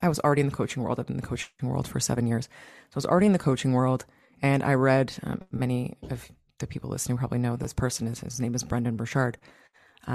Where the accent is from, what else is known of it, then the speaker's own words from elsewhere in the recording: Toronto, Ontario, Canada; now in Greece; right now I'm living in Greece, and I'm from Toronto